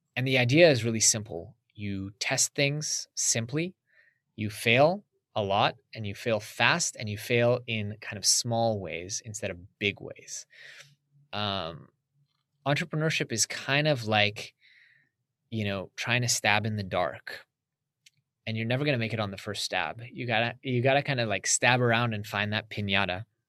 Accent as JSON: {"language": "English", "country": "United States", "tie": "born or raised there", "said": "growing up in America"}